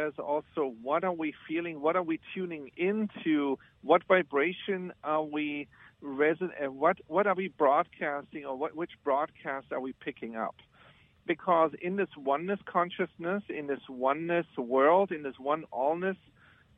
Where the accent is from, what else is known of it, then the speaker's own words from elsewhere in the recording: Germany; moved away as an adult; now in United States; I was born in Germany. When I came to the United States in the 90s